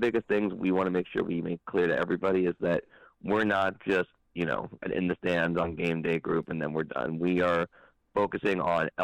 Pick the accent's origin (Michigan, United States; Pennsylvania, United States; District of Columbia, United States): Pennsylvania, United States; Philadelphia; now in Washington, D.C., United States; I'm from Philadelphia originally, so every time we go to Philly, I always have fun because I get to go home